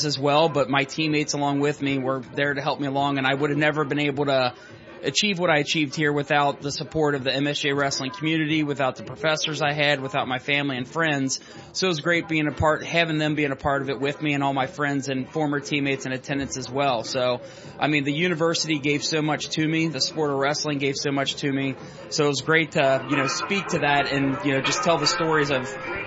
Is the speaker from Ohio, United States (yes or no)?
yes; Delhi Township, Ohio, United States; I grew up here. I grew up in Delhi Township, a mile down the road